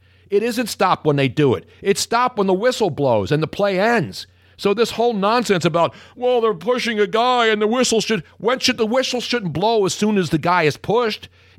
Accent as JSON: {"language": "English", "town": "Philadelphia", "region": "Pennsylvania", "country": "United States", "said": "You know I'm from Philly."}